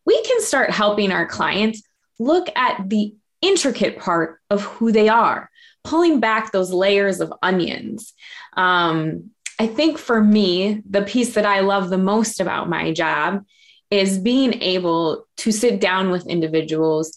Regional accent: Minneapolis, Minnesota, United States; I grew up in South Minneapolis in a little bit of a rougher neighborhood.

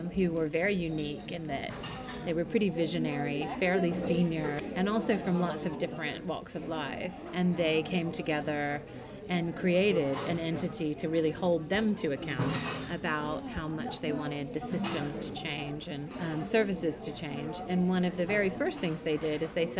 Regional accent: United States; moved away as an adult; now in London, United Kingdom; you can tell from my accent, I'm from the US

